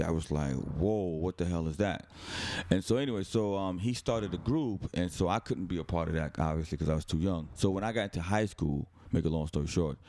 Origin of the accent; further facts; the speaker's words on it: New Jersey, United States; also born or lived in Brooklyn, New York; I was born in Brooklyn, grew up in New Jersey